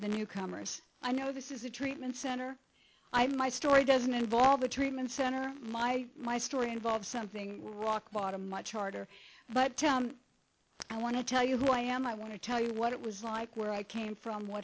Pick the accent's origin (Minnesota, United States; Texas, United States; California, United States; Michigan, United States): California, United States; Pomona; also born or lived in Akron, Ohio; now in Laguna Beach, United States; they brought me to California on a train. And we settled in Pomona